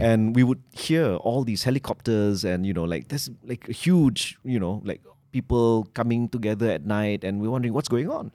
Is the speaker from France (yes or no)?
no; Malaysia; I'm Malaysian